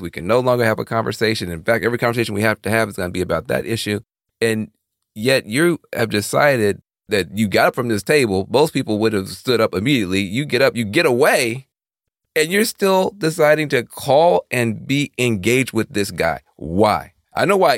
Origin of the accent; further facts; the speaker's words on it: the South, United States; I grew up in the in the South